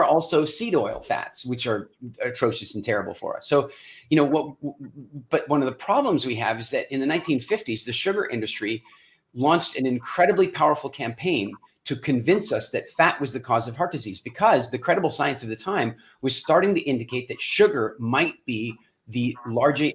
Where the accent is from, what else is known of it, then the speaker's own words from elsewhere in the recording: Canada; And I'm Canadian.